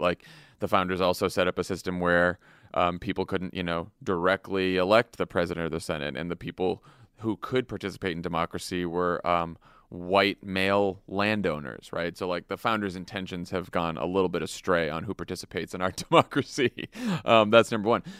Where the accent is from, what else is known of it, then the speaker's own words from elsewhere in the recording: Massachusetts, United States; also born or lived in Washington, D.C. / Chicago; now in Los Angeles, United States; I grew up in Massachusetts, and then I lived in D.C and then I lived in Chicago